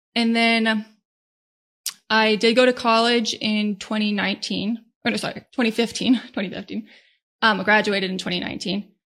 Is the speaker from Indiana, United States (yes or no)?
no; Northern Virginia, United States; I was born and raised in Northern Virginia